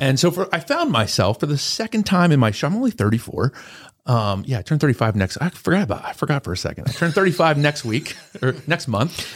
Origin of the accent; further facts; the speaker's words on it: Lancaster County, Pennsylvania, United States; I'm born and raised in Lancaster County